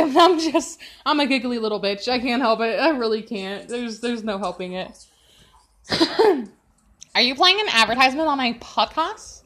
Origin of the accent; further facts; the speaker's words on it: Chicago, Illinois, United States; I'm from Chicago, Chi Town forever